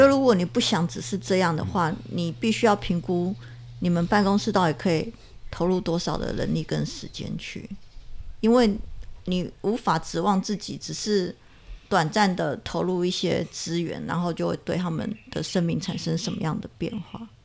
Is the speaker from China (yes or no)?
no; Chiayi, Chiayi City, Taiwan; 其实我是一个在嘉义市长大的小孩